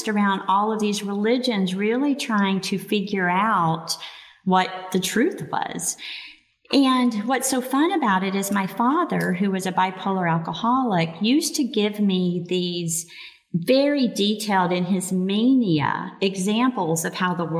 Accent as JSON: {"language": "English", "region": "Arkansas", "country": "United States", "tie": "born or raised there", "said": "I grew up in Arkansas, an old country"}